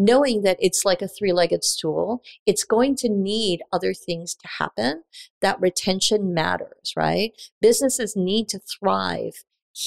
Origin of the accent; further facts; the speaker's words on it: New York City, New York, United States; moved away as an adult; also born or lived in Japan / Taiwan / Dallas; now in Tulsa, United States; I spent all of my youth and I grew up in Queens, and I'm a Queens girl